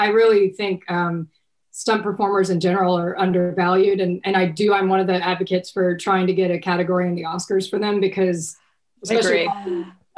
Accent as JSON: {"language": "English", "region": "Texas", "country": "United States", "said": "I'm from Texas"}